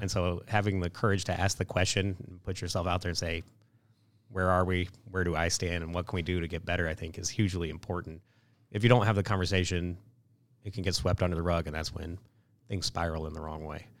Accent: Kansas City, United States; moved away as an adult; also born or lived in Detroit; growing up in Kansas City was fantastic

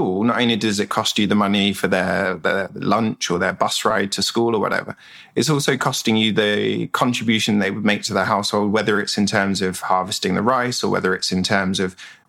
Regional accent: England, United Kingdom; moved away as an adult; now in Vietnam; I'm from England

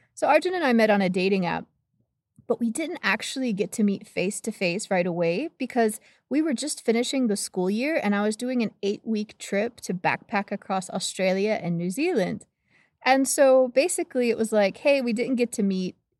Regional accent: United States; growing up in the States

